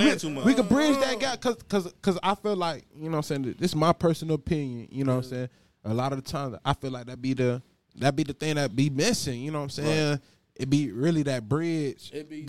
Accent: Miami, Florida, United States; Bitch, what? Bitch, I'm from Miami for real.

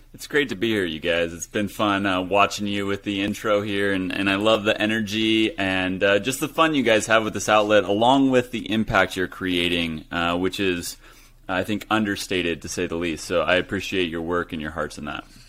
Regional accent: Hutchinson, Kansas, United States; moved away as an adult; also born or lived in Los Angeles, California; that's where I grew up, Hutchison, Kansas, small town U S

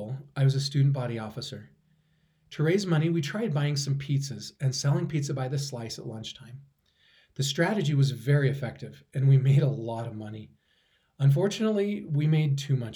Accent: Idaho, United States; potatoes from my hometown

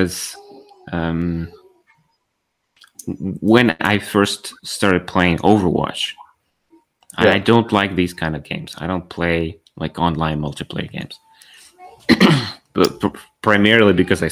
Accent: Ukraine; I'm from Ukraine.

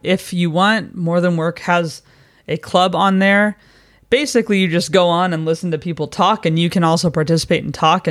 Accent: United States; moved away as an adult; now in London, United Kingdom; we're both expats. We're both American

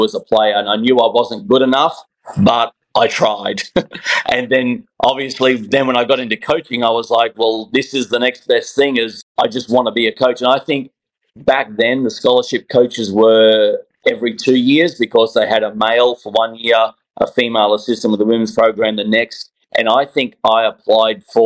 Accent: Australia; moved away as an adult; now in Atlanta, United States; I'm an Aussie

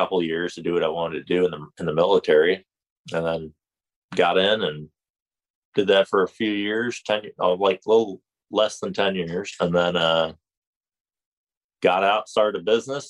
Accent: northern Florida, United States; Grew up in Florida, northern Florida, hunting and surfing at the same time.

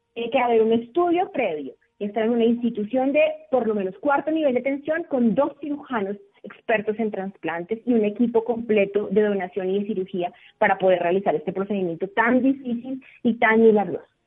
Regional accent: Colombia

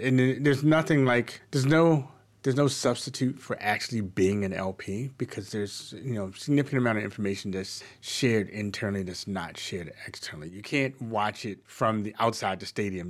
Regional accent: Baltimore, Maryland, United States; I'm from Baltimore. I was born and, and, and raised at and very much multi-generational Baltimorean and, uh, Marylander

